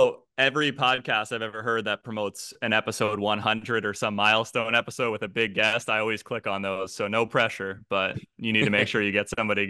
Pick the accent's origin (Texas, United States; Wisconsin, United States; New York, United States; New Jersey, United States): New Jersey, United States; Yeah, so South Jersey, part where people are fans of the Philadelphia teams, definitely, which included my family.